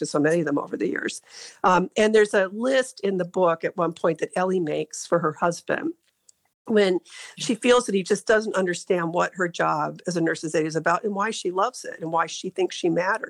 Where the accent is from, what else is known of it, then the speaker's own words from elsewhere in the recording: Ashtabula, Ohio, United States; I grew up in Ashtabula